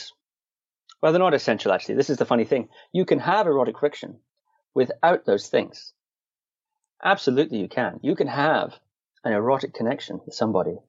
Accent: Shetland Islands, Scotland, United Kingdom; I was born in Scotland, and I grew up on the Shetland Islands.

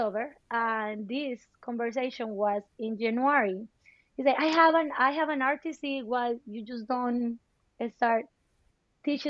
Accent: Colombia; also born or lived in Bogota; now in United States; I am from Colombia

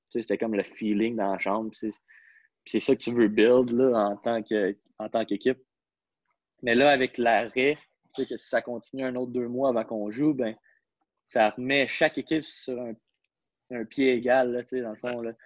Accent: Quebec, Canada; je suis un Québécois

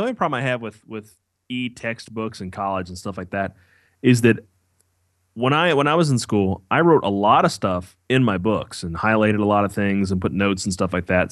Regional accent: Kentucky, United States; moved away as an adult; now in Ohio, United States; I grew up in Kentucky.

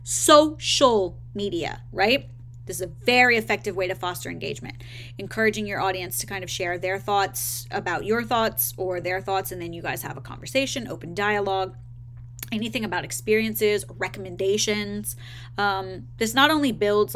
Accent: the South, United States; I'm from the South

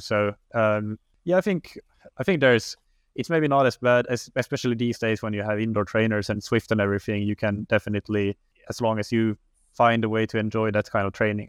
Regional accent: Finland; moved away as an adult; also born or lived in Helsinki, Finland; now in Lisbon, Portugal; I am from Finland originally

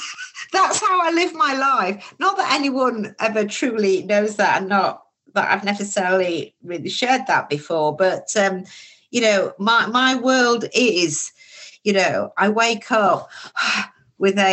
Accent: Baildon, Yorkshire and the Humber, United Kingdom; when I grew up in Bayledon

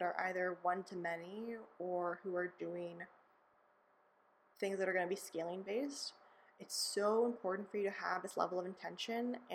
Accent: California, United States; I grew up in California

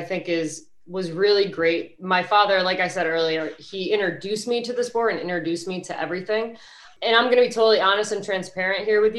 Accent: New York, United States; I'm originally from New York, so the tri-state area

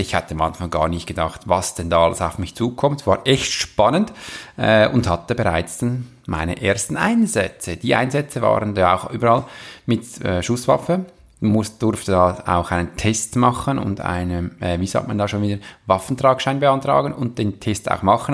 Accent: Switzerland; wir als Schweizer

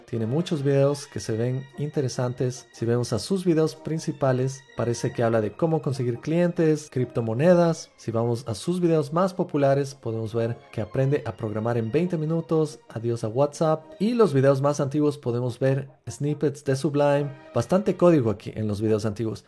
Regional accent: Ecuador; soy ecuatoriano

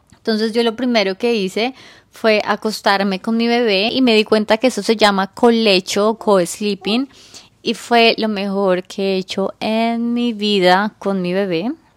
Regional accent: Colombia; now in New York, United States; yo soy colombiana, pero vivo en Nueva York

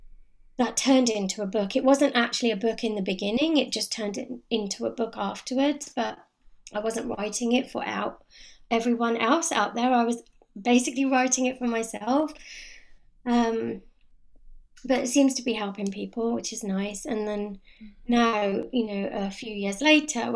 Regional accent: London, United Kingdom; moved away as an adult; now in Cotswolds, United Kingdom; I was born and brought up in London

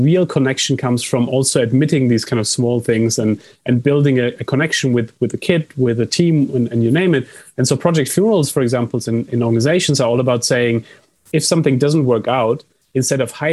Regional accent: Germany; I come from Germany

